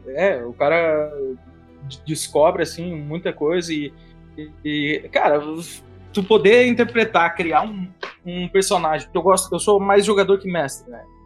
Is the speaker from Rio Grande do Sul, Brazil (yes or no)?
yes; Rio Grande do Sul, Brazil; accent: gauchês; É que eu puxei o gauchês